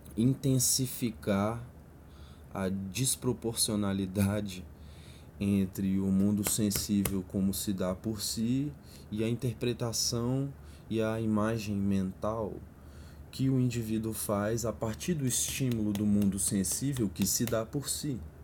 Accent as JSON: {"language": "Portuguese", "area": "a satellite city of Brasília", "region": "Federal District", "country": "Brazil", "tie": "born or raised there", "said": "Eu cresci num subúrbio periférico de uma cidade satélite."}